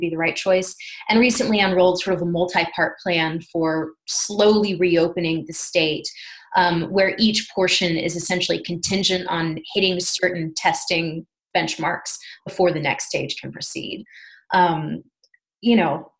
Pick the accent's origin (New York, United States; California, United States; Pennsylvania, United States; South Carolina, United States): South Carolina, United States; now in Charlotte, United States; I'm from South Carolina originally